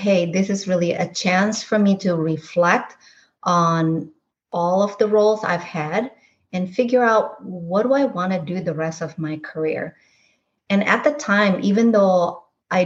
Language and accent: English; Indonesia; now in United States; Growing up in Indonesia as a minority ethnic group there